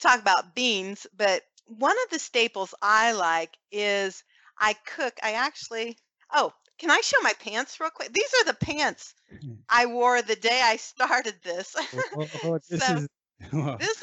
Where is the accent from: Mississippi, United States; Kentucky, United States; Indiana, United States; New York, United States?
Indiana, United States; Fort Wayne; We have a large pro-life group here in Fort Wayne, my hometown